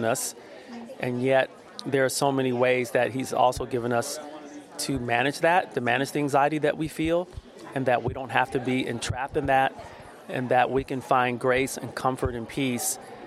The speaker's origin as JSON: {"language": "English", "town": "Austin", "region": "Texas", "country": "United States", "said": "I am from Austin, Texas."}